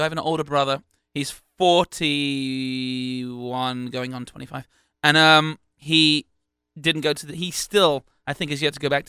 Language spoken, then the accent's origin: English; United Kingdom; I'm the Brit, he's the American